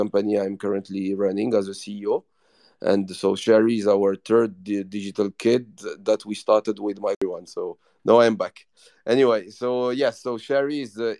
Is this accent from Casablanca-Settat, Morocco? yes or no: no; Rabat, Rabat-Salé-Kénitra, Morocco; also born or lived in Paris, France / New York, United States; now in Casablanca, Morocco; the person born and raised in Morocco, Rabat, which is the administrative capital